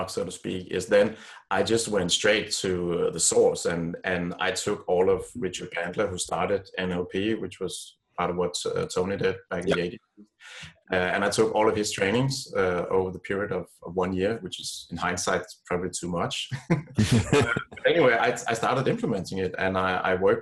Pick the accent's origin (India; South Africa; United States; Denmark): Denmark; Copenhagen, Capital Region of Denmark; I grew up here in Copenhagen, in Denmark